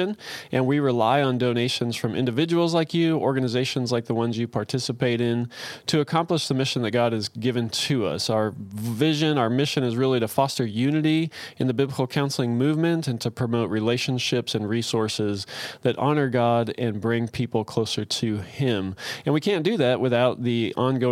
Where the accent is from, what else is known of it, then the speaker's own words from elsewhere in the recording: United States; us Americans